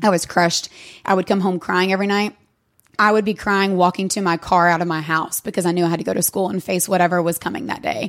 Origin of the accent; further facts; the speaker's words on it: Sevierville, Tennessee, United States; moved away as an adult; now in Knoxville, United States; I'm from Sevierville